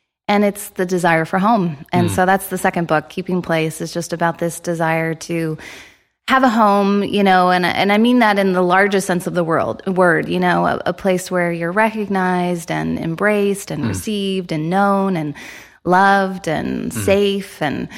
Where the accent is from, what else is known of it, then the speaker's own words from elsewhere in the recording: Midwest, United States; moved away as an adult; also born or lived in Chicago; now in Toronto, Canada; I'm actually American, born and raised in the Midwest, kind of all over. My husband and I met at Wheaton College.